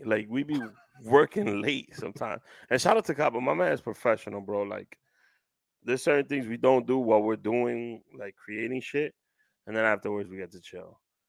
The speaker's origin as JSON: {"language": "English", "town": "New York City", "region": "New York", "country": "United States", "also_born_or_lived": "Bronx", "said": "I'm from originally from Washington Heights and Harlem."}